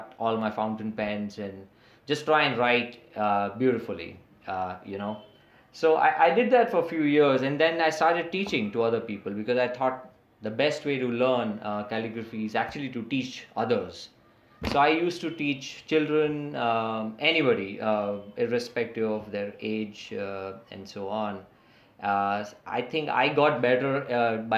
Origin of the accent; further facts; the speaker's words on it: Mumbai, Maharashtra, India; first language English; So I am from Mumbai in India, and I will be turning 44 this May